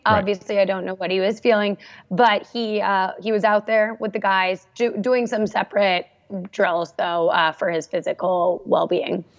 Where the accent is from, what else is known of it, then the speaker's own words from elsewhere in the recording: Santa Barbara, California, United States; I grew up in Santa Barbara, California